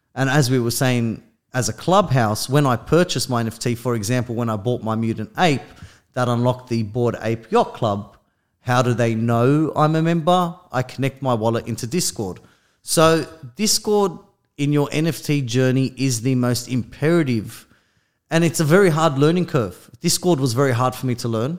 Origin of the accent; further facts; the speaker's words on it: Australia; I'm from Australia